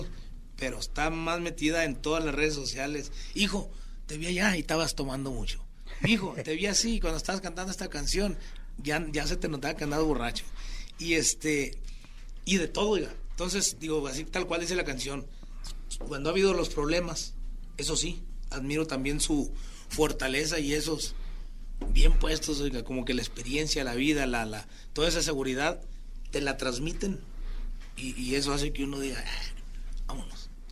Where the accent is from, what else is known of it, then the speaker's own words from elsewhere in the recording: Chiapas, Mexico; Chiapas, mi tierra